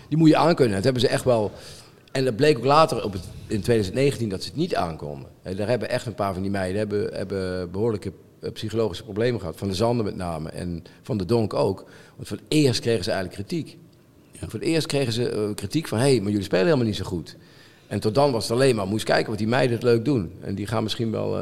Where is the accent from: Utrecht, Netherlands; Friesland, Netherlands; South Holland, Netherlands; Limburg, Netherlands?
Limburg, Netherlands; moved away; ik ben opgegroeid in Limburg vroeger